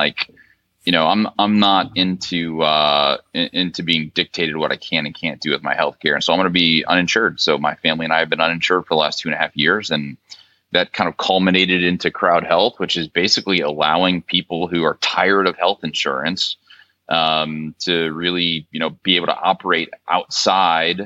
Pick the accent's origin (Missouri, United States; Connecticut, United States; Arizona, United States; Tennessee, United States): Missouri, United States; St. Louis; moved away as an adult; also born or lived in Stanford, California / Dayton, Ohio; I'm a Midwesterner. I'm from St. Louis originally